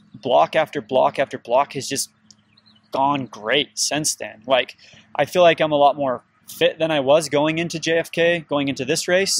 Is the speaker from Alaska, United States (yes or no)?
no; St. George, Utah, United States; now in Cedar City, United States; I grew up in Southern Utah, in Saint George, Utah. I live in Cedar City, Utah now.